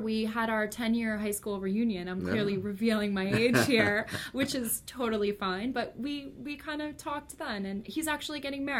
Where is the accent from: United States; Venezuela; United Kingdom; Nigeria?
United States; Totowa, New Jersey; I grew up in North Jersey.